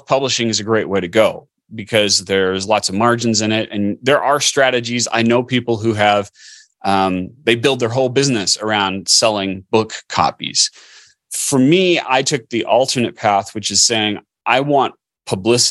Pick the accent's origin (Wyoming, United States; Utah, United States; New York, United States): Utah, United States; Orem; I grew up in Orme, Utah, so Provo